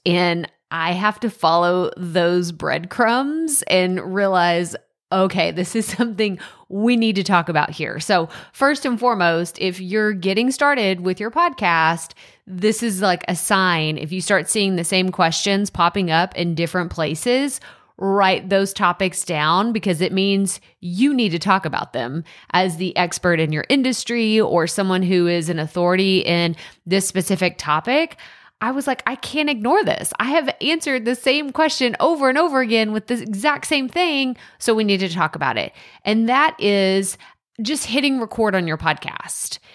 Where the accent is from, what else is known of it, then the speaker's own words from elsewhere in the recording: East Texas, United States; accent: East Texas; that East Texas accent come out real strong, real strong